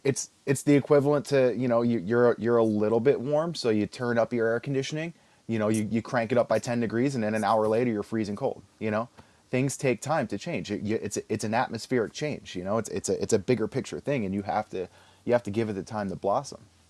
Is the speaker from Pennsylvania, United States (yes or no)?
yes; Philadelphia, Pennsylvania, United States; also born or lived in New Jersey / Texas; growing up in Philly